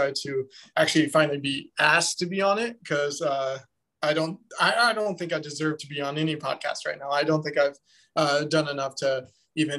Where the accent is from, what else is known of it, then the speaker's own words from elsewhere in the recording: Lincoln, Nebraska, United States; moved away as an adult; now in Chicago, United States; I'm originally from Lincoln, Nebraska. Moved up here to Chicago about 3 years ago now